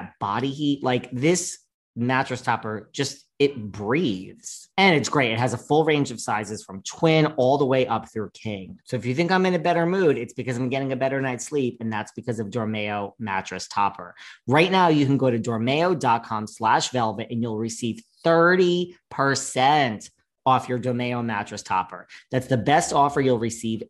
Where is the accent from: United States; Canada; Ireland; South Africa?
United States; New York; I'm a New Yorker.